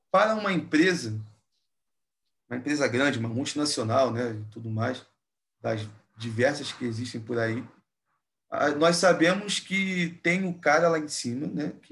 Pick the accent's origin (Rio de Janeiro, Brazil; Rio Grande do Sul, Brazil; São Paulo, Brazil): Rio de Janeiro, Brazil; E aí, como um bom carioca, a gente tem uma, uma gíria aqui que a gente fala, né?